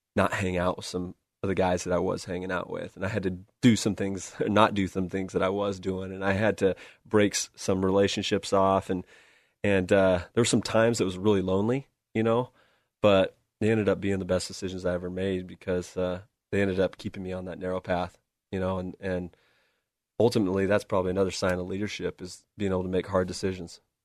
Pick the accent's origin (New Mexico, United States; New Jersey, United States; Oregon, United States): Oregon, United States; West Linn; Grew up here, uh, went to Westland, uh, went to Westland High School